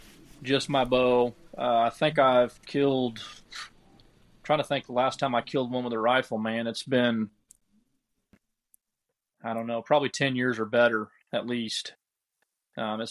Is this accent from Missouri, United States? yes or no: yes; Southwest Missouri, United States; I grew up in Southwest Missouri